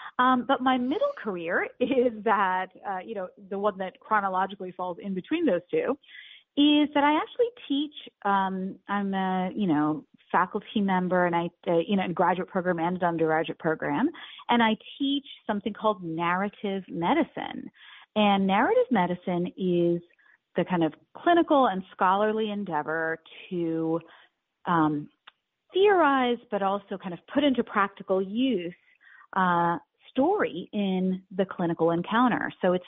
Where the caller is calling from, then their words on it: New York, United States; And in answer to your question, I'm actually calling from New York